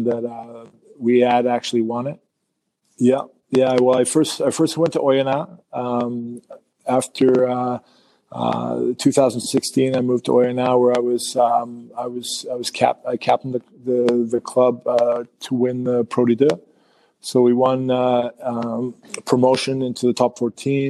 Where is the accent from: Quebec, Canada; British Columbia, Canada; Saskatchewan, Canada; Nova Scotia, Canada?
British Columbia, Canada; Squamish; also born or lived in Vancouver / New Zealand / France; I moved from Squamish down to Vancouver, played some club rugby